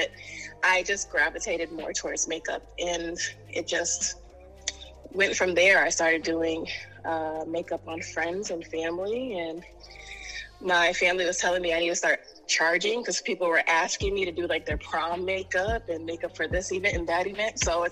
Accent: New York City, New York, United States; born and raised in Harlem, New York

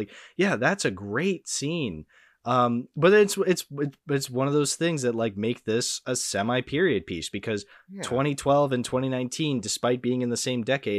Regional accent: Boston, Massachusetts, United States; I was a huge Celtics fan back in the day. I'm from Boston. What can I say?

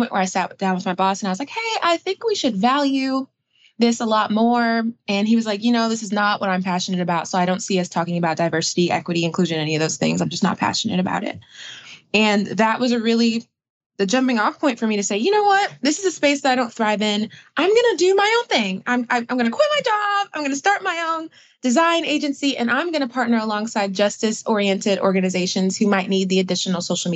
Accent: Atlanta, Georgia, United States; born or raised there; also born or lived in Brooklyn, New York

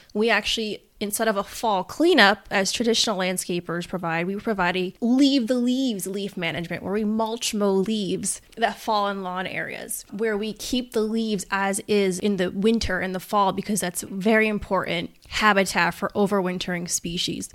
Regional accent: Peekskill, New York, United States; also born or lived in Pleasantville, New York; I actually was born and raised in Westchester County

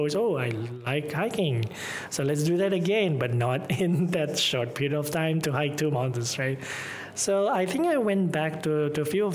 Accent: Tasikmalaya, West Java, Indonesia; English is a second language; moved away; also born or lived in Malaysia; I'm from Tasikmalaya

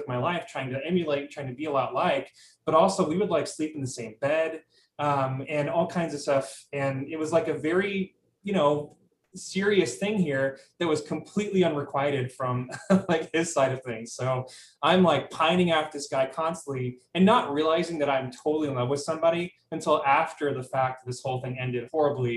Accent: Dallas, Texas, United States; moved away as an adult; now in New York City, United States; I'm from Dallas, Texas originally, but live in New York City. And I've been here for about 5 years

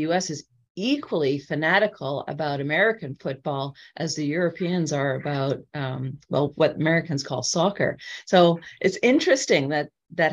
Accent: Canada; As a Canadian here

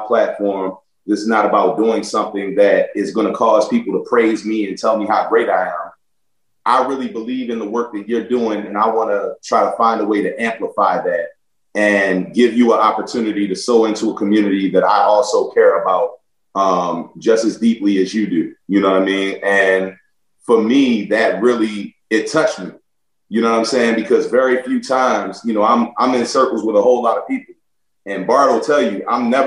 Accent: Baltimore, Maryland, United States; moved away as an adult; also born or lived in Buffalo; growing up in Baltimore

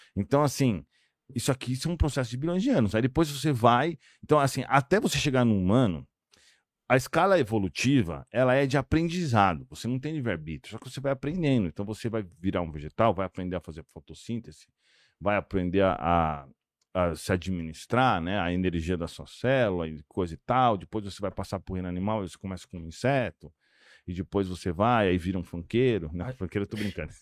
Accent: São Paulo, Brazil; now in Monaco; Eu sou de São Paulo, né? Eu moro hoje em Monaco

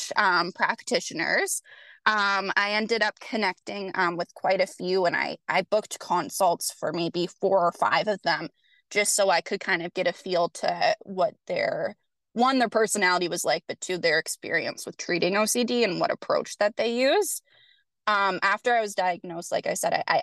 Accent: Canada; I am from Canada

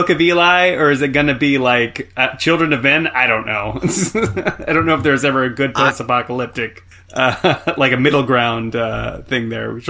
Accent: Stockton, California, United States; I'm from Stockton, California, which for a long time was the most miserable city in the United States, and also the foreclosure capital during the last recession back in 2008.

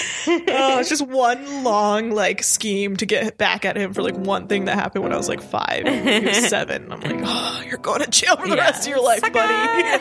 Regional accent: Northern California, United States; moved away as an adult; now in Los Angeles, United States; I'm from Northern California.

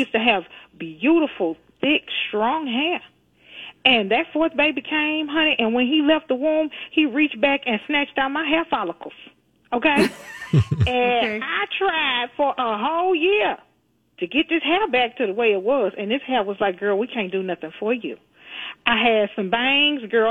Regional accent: Houston, Texas, United States; moved away; I am from Fifth Ward, Texas, a proud resident of the Nickel

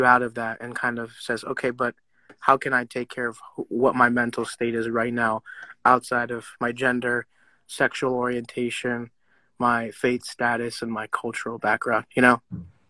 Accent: India; But for me as an Indian, I feel like, it's same thing.

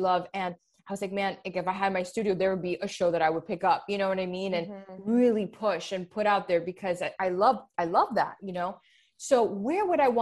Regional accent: Hialeah, Florida, United States; also born or lived in Miami Lakes; I was born and raised there. And although I grew up in Miami Lakes, it's still Hialeah

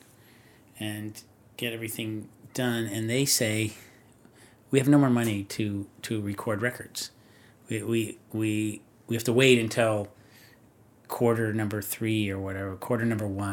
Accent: Orange County, California, United States; I'm from Orange County.

